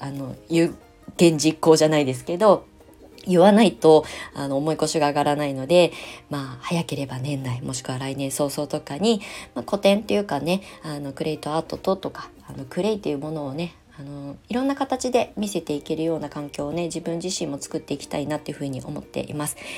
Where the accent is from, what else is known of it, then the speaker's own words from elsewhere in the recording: Japan; moved away as an adult; 約20年ぶりに帰ってきた故郷のその土地に